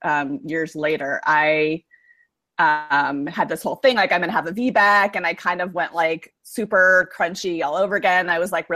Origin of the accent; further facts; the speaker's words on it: Berkeley, California, United States; also born or lived in San Francisco; I was born in Berkeley, California